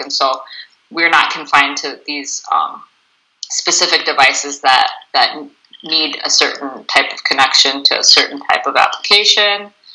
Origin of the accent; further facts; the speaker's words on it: Bloomington, Minnesota, United States; moved away as an adult; I'm originally from Bloomington, Minnesota, and I moved up here about six years ago